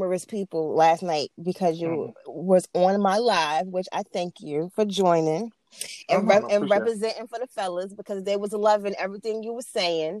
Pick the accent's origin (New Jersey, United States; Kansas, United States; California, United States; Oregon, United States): New Jersey, United States; I'm from Jersey